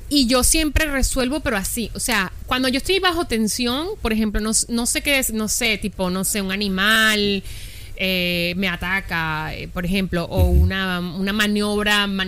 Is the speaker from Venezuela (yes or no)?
yes; Venezuela; accent: Venezuelan